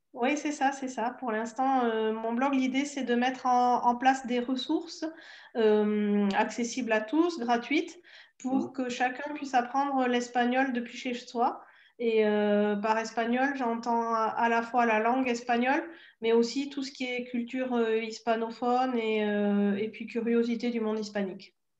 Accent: the South, southern France, France; accent: southern; j'ai l'accent du sud aussi, et je pense pas tout à fait du sud

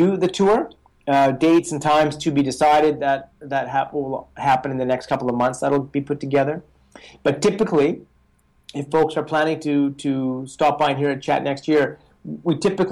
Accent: Canada; moved away; also born or lived in Colorado Springs, United States; I'm from Canada, as you know, and I was working in Colorado Springs with this bicycle company.

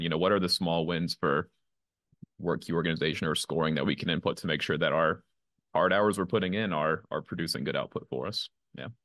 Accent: Virginia, United States; I grew up in Virginia

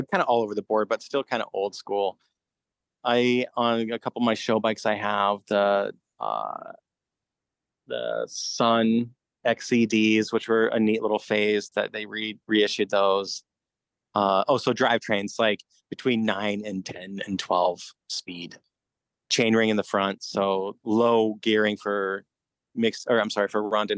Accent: Denver, Colorado, United States; moved away as an adult; also born or lived in Olean, New York; now in Brooklyn, United States; my family moved to Denver when I was a kid

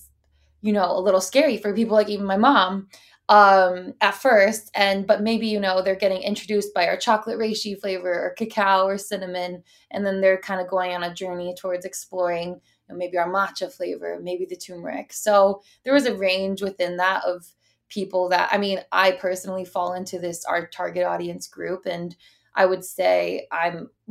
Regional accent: Midwest, United States; we're from the Midwest and, you know, comes from an Italian and Irish background

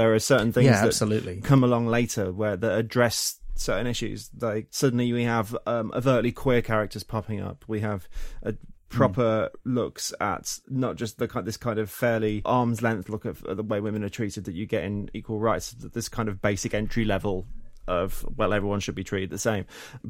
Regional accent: England, United Kingdom; because I grew up in the English countryside.

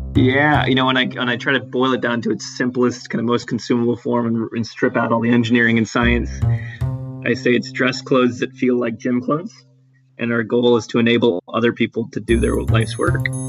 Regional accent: Atlanta, Georgia, United States; now in Boston, United States; grew up very much, you know, in the suburbs of Atlanta

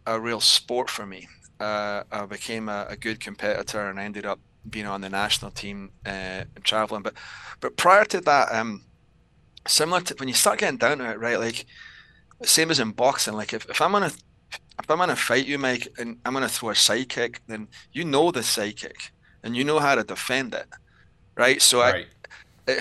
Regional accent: Scotland, United Kingdom; accent: Scottish; also born or lived in Southern California; now in United States; I'm originally from Scotland.

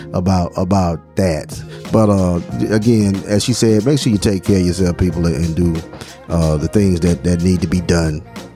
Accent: Titletown, Alabama, United States; we are straight from Titletown, Alabama

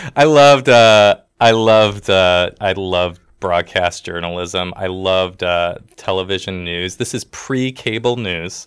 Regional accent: Toledo, Ohio, United States; also born or lived in Detroit, Michigan / Boise, Idaho; now in Bloomington, United States; I grew up in Toledo, Ohio, which is Northwest Ohio

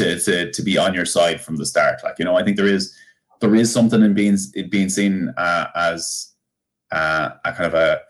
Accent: Bunclody, Leinster, Ireland; I'm from Bunclody.

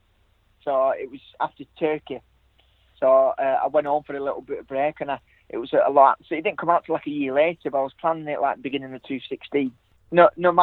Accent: Blackburn, North West England, United Kingdom; moved away; I'm brought up in England. I'm from Blackburn

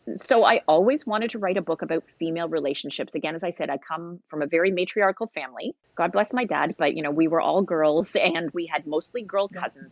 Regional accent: Canada

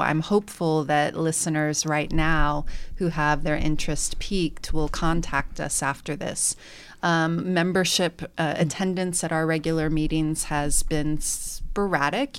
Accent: Bay Area, California, United States; now in Bloomington, United States; I'm from the Bay Area, which is a much more, obviously, diverse community

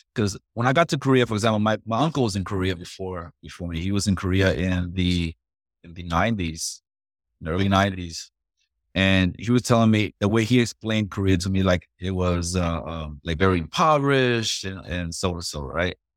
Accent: Puerto Rico; moved away; I'm originally from Puerto Rico

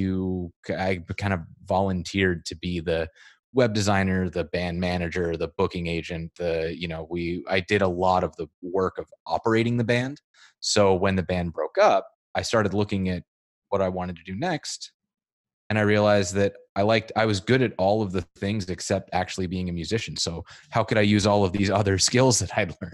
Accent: Whitefish, Montana, United States; moved away as an adult; also born or lived in Missoula, Montana; now in Portland, United States; I'm originally from Montana. I grew up about an hour south of the Canadian border, a town called Whitefish

